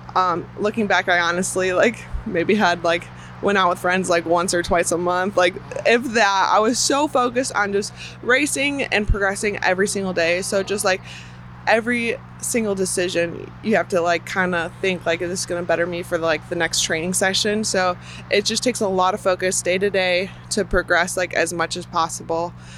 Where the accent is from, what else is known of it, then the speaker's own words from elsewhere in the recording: Chicago, Illinois, United States; moved away; I'm from Chicago area originally